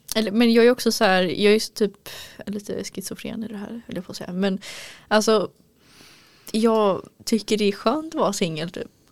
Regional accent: Gothenburg, Västra Götaland, Sweden; moved away; jag är göteborg

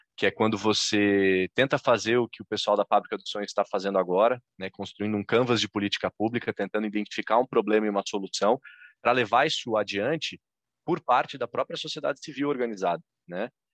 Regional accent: Florianópolis, Santa Catarina, Brazil; em Florianópolis, Santa Catarina, que é onde eu estou, onde eu nasci e onde eu sigo

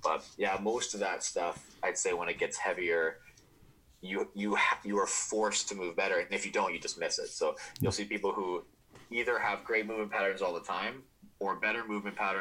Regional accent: Alberta, Canada; moved away as an adult; also born or lived in Eastern Canada / Nanaimo, British Columbia; I grew up in Alberta, so I'm kind of from Western Canada already

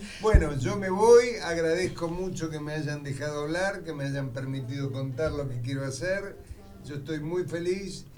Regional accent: Buenos Aires, Argentina; now in Temperley, Argentina; Yo en realidad soy de Capital y en Temperley tengo a mis amigos, entonces me vine a vivir a Temperley

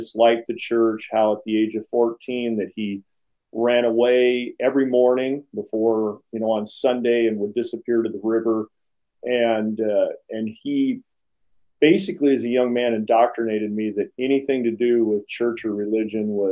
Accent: Springfield, Oregon, United States; I was born and raised here in Springfield, Oregon, and grew up on a corporate farm

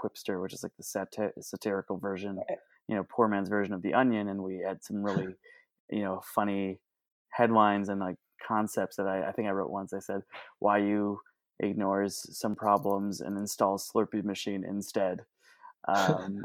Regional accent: Chicago, Illinois, United States; moved away; I'm originally from Chicago, Illinois

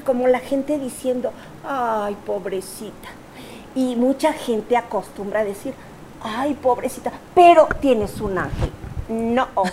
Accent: Torreón, Coahuila, Mexico; nosotros somos de Torreón

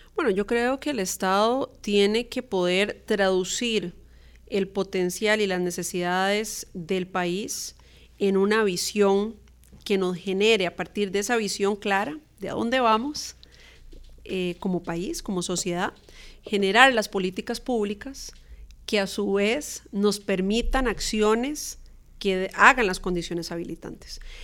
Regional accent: Costa Rica; nuestra identidad como costarricenses

